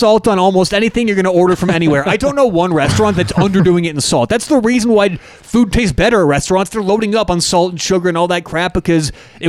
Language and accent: English; Colorado, United States; we're from Colorado.